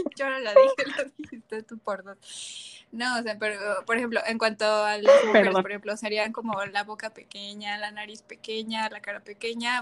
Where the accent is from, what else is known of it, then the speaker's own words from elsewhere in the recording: Mexico; nosotros nosotras como mexicanas